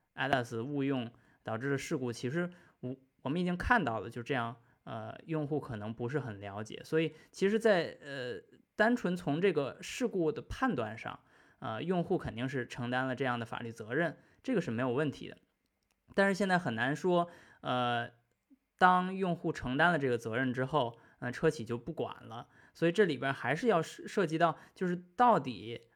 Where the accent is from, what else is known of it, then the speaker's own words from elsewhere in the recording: China; now in United Kingdom; 三位呢跟我一样都在英国目前，呃，但是也都是我们中国人